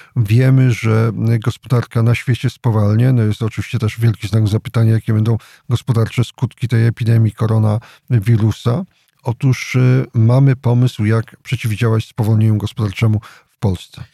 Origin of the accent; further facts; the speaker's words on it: Jasło, Subcarpathian Voivodeship, Poland; Sam pochodzę z takiego typowego miasta powiatowego, czyli Jasła.